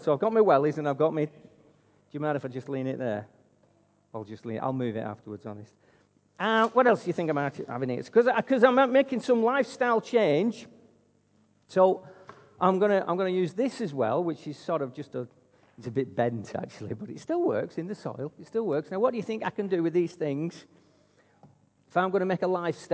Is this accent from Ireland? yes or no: no; Wigan, North West England, United Kingdom; now in Altrincham, United Kingdom; greetings from my hometown of Wigan